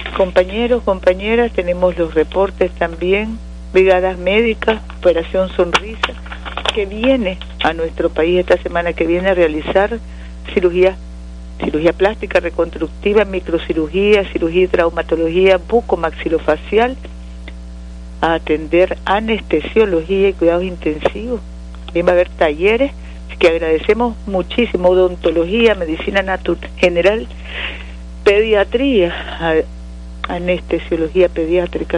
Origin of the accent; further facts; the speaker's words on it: Nicaragua; nuestra Nicaragua